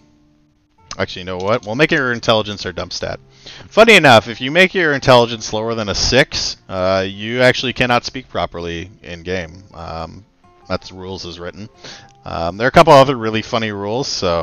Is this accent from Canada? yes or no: yes; Canada; We're Canadian